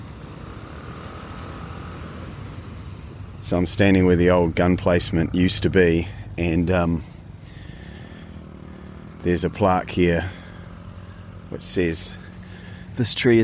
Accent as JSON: {"language": "English", "region": "Hawke's Bay", "country": "New Zealand", "tie": "born or raised there", "moved": "yes", "said": "I grew up in Hawke's Bay"}